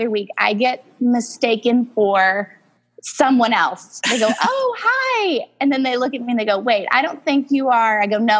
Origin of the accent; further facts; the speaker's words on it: Southern Missouri, United States; I am born and raised in Southern Missouri, the only girl between two boys.